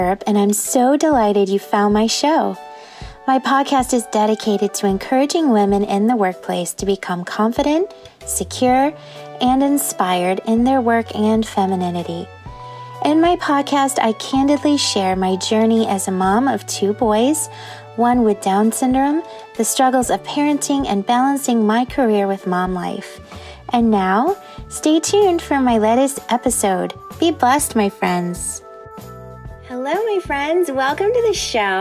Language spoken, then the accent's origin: English; Indiana, United States; growing up in Indiana